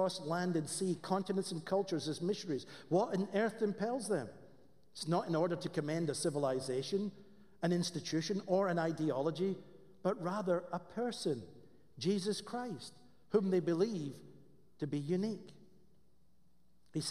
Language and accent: English; Scotland, United Kingdom; accent: Scottish; moved away; I have a Scottish accent